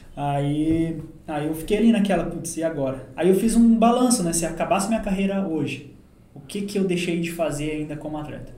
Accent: Caçador, Santa Catarina, Brazil; also born or lived in Uberlândia; now in Senador Amaral, Brazil; Eu sou natural de Caçador, Santa Catarina

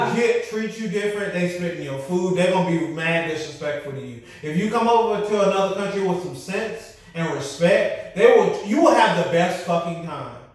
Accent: United States; us as Americans

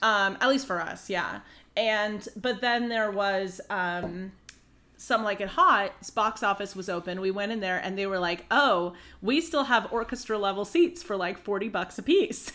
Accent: Pacific Northwest, United States; we're from the Pacific Northwest

